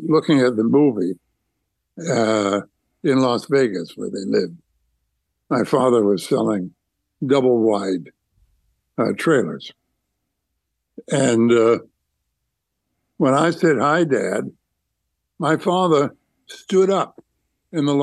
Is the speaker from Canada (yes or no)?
yes; Canada; I'm a Canadian through and through